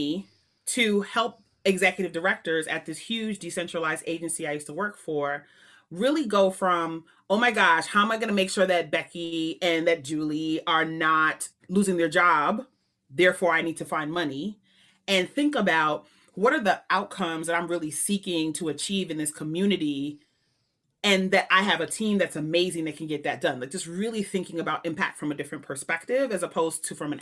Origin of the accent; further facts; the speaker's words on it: New York City, New York, United States; moved away as an adult; also born or lived in Waltham, Massachusetts; I was born in Queens